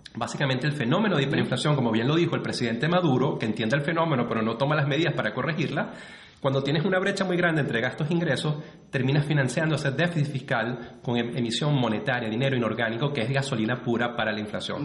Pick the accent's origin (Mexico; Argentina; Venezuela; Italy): Venezuela; como venezolano